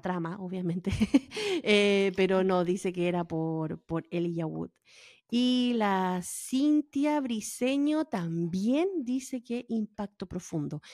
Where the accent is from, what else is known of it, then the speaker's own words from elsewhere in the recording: Valparaíso, Chile; moved away; como buena porteña Valparaíso